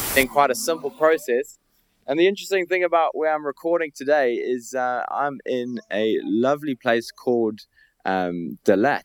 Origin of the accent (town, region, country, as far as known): South Africa